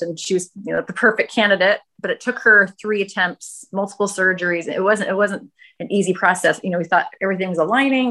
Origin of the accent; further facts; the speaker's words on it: Northern California, United States; now in Los Angeles, United States; I'm from Northern California